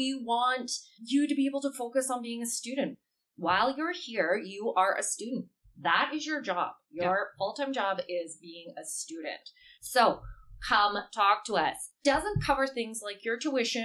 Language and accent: English; Canada; I'm Canadian and I've only lived in Canada